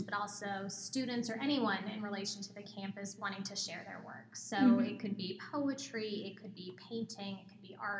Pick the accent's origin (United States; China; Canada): United States; Southern California; moved away as an adult; also born or lived in New Jersey / New York; now in Arizona, United States; I'm born and bred in California